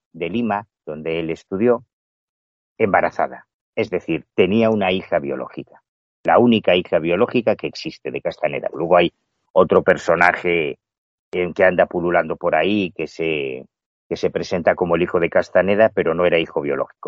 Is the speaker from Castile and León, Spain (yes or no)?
no; A Coruña, Galicia, Spain; yo soy gallego, yo mi casa está en La Coruña